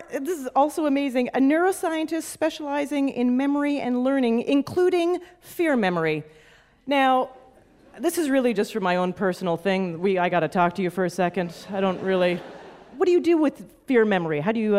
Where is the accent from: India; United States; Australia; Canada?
Canada; I gotta say, as a Canadian, Michigan feels very homey to me.